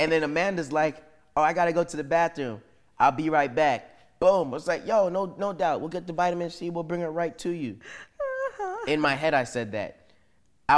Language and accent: English; Canada; we're all Canadian